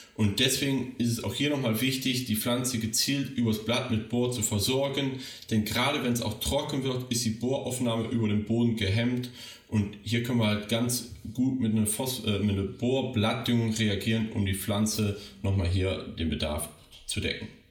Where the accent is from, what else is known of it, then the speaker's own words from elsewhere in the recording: Rhineland, Germany; meine Heimat, das Rheinland